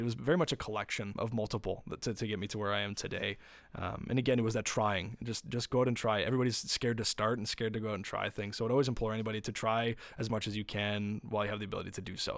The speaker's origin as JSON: {"language": "English", "town": "Windsor", "region": "Ontario", "country": "Canada", "said": "we're from Windsor, and we're a very manufacturing heavy town."}